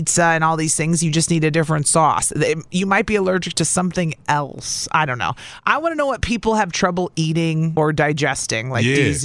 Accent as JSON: {"language": "English", "region": "Southern Illinois", "country": "United States", "tie": "born or raised there", "also_born_or_lived": "Wausau / Las Vegas / Albuquerque", "moved": "as an adult", "lives_now": "Milwaukee, United States", "said": "I grew up in Southern Illinois, but I worked all over the country"}